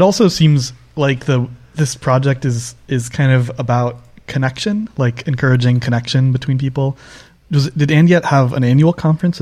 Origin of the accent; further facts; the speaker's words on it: Northeast U.S., United States; I grew up in the Northeast U.S.